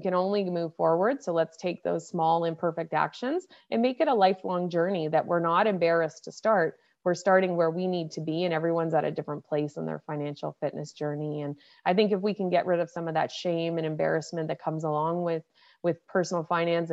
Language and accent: English; Nova Scotia, Canada; now in Toronto, Canada; I grew up on the East Coast in Nova Scotia, and then over the years made my way to Toronto, Ontario.